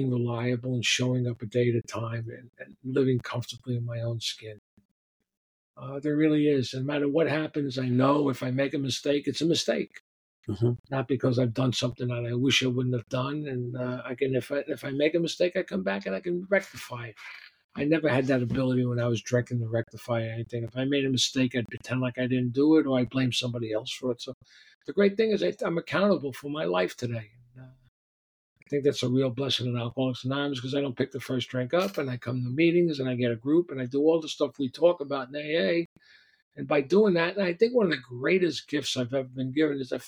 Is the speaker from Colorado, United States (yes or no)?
no; New York City, New York, United States; I grew up down on the Lower East Side. It was called the Lower East Side back then, and then it became the East Village. And, you know, I'm sort of born and raised on 4th and 2nd